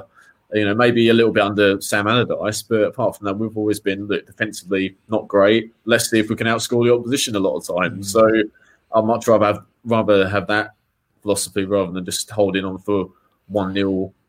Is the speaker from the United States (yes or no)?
no; Whitechapel, London, United Kingdom; born there; I was born in Whitechapel, so, you know, not far from, obviously, West Ham.